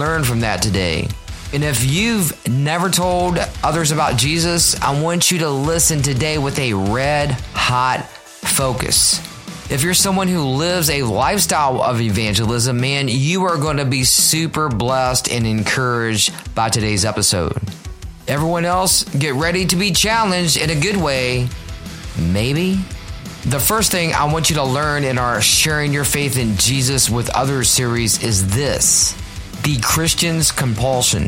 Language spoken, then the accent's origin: English; Richmond, Virginia, United States; my hometown of Richmond, Virginia. RVA is what we call my hometown.